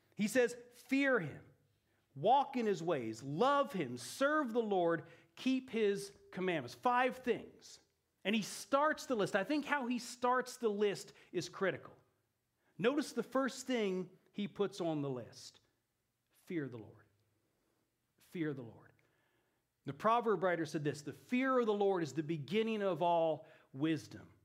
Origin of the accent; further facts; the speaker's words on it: Eugene, Oregon, United States; moved away as an adult; also born or lived in Italy; I grew up here in Eugene, so this is my hometown.